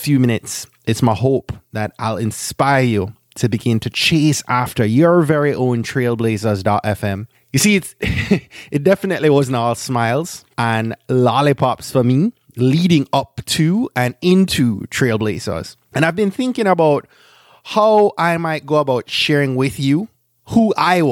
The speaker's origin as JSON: {"language": "English", "country": "Jamaica", "said": "I'm a Jamaican"}